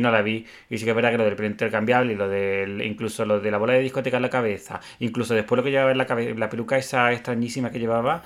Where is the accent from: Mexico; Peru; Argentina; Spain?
Spain; como tópico español, el toreo es un tópico nuestro también